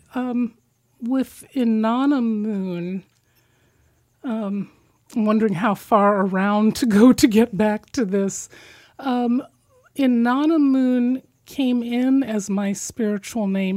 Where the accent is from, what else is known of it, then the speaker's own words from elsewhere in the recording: Midwest, United States; being from the midwest